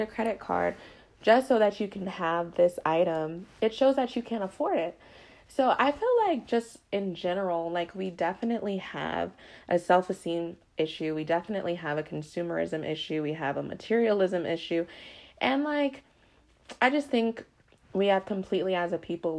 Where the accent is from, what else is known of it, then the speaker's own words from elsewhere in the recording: Colorado, United States; I grew up in Colorado